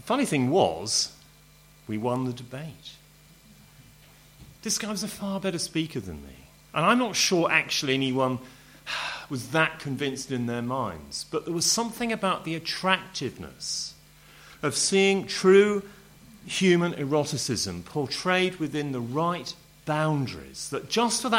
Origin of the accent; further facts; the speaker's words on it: Home Counties, South East England, United Kingdom; I'm home counties English, you know, middle class public school, very uptight kind of family